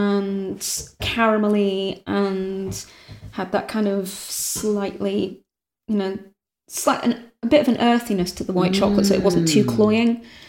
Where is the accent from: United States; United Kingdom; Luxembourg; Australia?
United Kingdom; North West England; born or raised there